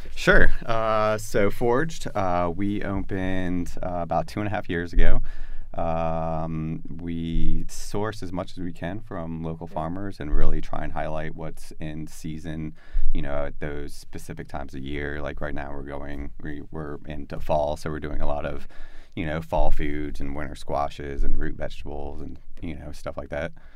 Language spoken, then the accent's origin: English; Florida, United States; moved away as an adult; also born or lived in South Carolina; growing up in Florida, like you don't see farms